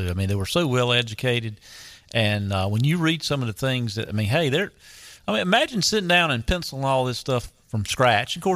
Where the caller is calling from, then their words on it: Columbia, North Carolina, United States; I'm calling from the uh, the large metropolis of Columbia, North Carolina.